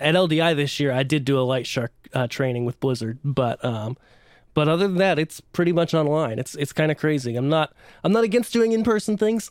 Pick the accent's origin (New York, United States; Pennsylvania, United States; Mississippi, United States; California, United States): Pennsylvania, United States; central; moved away as an adult; now in Nashville, United States; but grew up in central Pennsylvania.